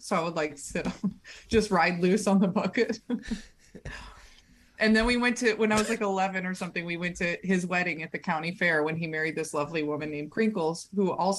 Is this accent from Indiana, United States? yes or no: yes; Cedar Lake, Indiana, United States; This little town called Cedar Lake.